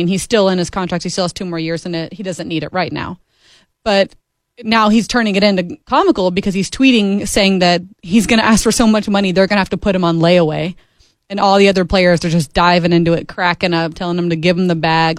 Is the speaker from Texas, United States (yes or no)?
no; Arkansas, United States; moved away; So I'm from Arkansas originally. There's no professional teams there. It is just the Razorbacks.